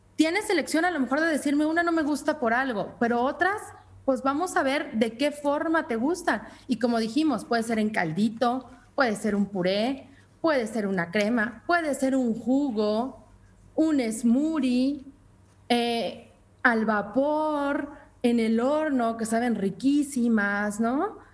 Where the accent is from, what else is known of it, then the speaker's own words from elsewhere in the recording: Mexico; como mexicanos y como latinos